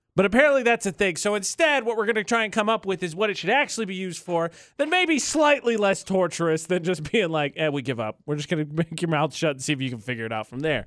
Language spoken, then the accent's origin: English; Indiana, United States; moved away as an adult; my hometown is up a major interstate. It's I sixty-five in Indiana from Indianapolis